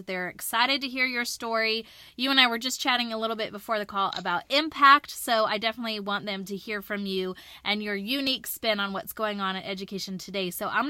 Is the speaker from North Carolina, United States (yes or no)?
yes; Charlotte, North Carolina, United States; because he's from my hometown doing great work right in my own district.